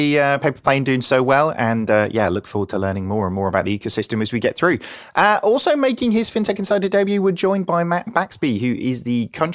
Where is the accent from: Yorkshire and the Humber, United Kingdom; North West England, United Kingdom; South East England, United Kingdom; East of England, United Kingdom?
East of England, United Kingdom; Norwich; accent: Norwich; my Norwich accent